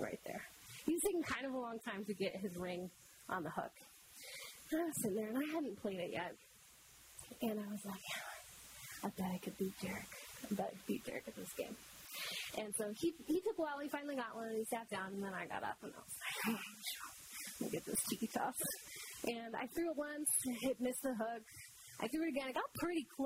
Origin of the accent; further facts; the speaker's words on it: Michigan, United States; I grew up in Michigan